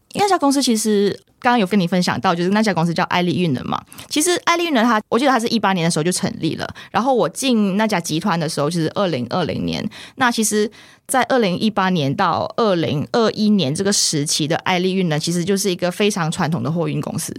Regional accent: central Peninsular Malaysia, Malaysia; moved away as an adult; now in Taiwan; 我就是土生土长的马来西亚人。那我在马来西亚就是在西马中部地区一个就是小乡镇啦，那边成长，然后是大学的时候因为念书的关系才会来到台湾这边

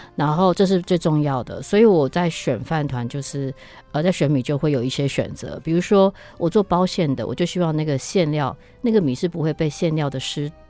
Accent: Taiwan; 我们台湾人

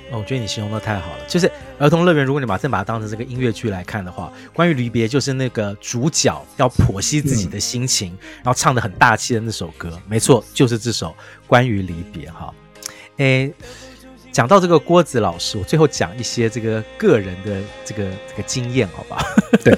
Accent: Taipei, Taiwan; 我自己一个土生土长台北人

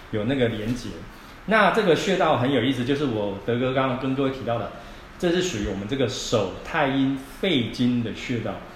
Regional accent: Taiwan; 我们台湾人哦，其实吃东西的内容很杂

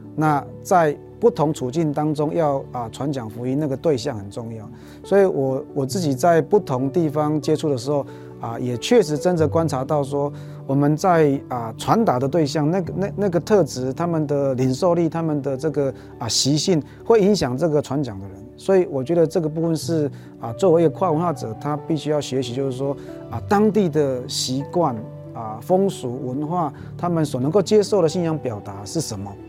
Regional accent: Taichung, Taiwan; moved away as an adult; also born or lived in Taipei / Fengshan / Sumatra, Indonesia / Singapore; 我是台中人，然后到台北读神学，然后去南部牧养

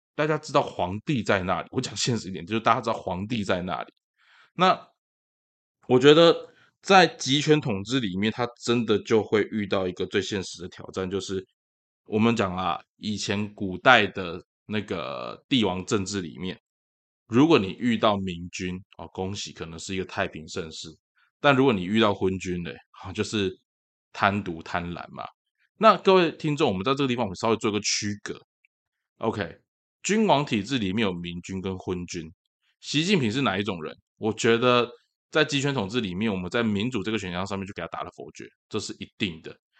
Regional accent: Tainan, Taiwan; 我还是个道道地地的台南人

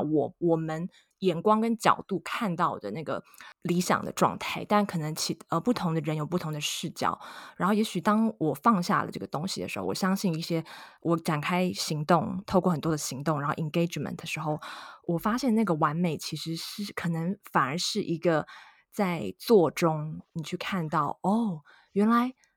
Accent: Taiwan; 我们台湾人、亚洲人的审美观

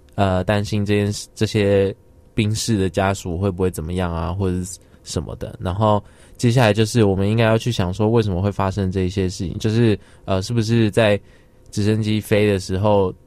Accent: Taiwan; 我们，就是台湾人

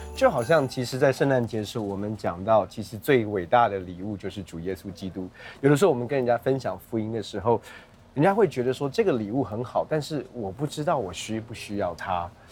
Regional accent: United States; now in Taiwan; 我大部分的时间其实在国外长大，那国外过圣诞节就跟台湾很不一样

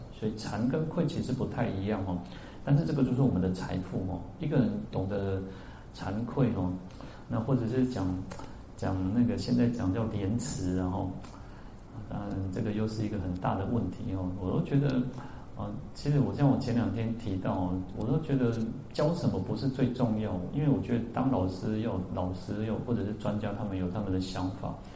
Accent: Taiwan; 那只是我们台湾人喜欢

